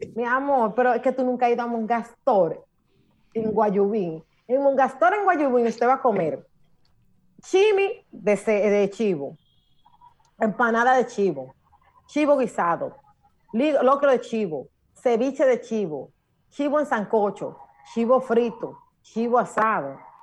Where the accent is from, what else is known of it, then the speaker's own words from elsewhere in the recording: Monte Plata, Dominican Republic; Monte Plata, mi amor, en mi tierra bella preciosa.